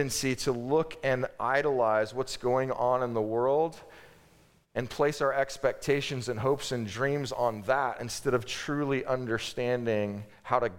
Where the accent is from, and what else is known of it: United States